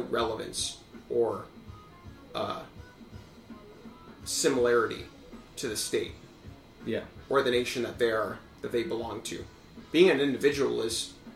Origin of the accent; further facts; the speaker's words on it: United States; I'm an American through and through